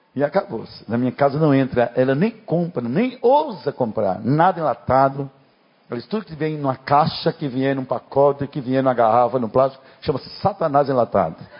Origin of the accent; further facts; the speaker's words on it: Northeast Region, Brazil; eu sou nordestino